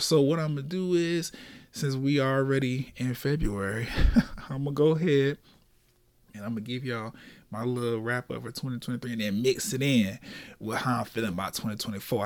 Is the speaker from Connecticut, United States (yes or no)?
no; Orlando, Florida, United States; I'm from Orlando, Florida, born and raised here